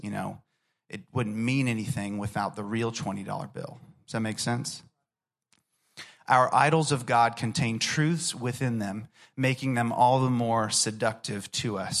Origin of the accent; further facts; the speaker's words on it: Orlando, Florida, United States; I grew up in Orlando, Florida